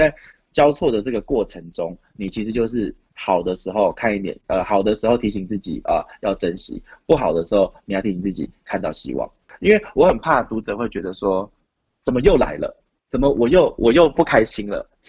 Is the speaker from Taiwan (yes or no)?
no; New Zealand; 因为我的小时候在纽西兰读书，所以我就有一次买咖啡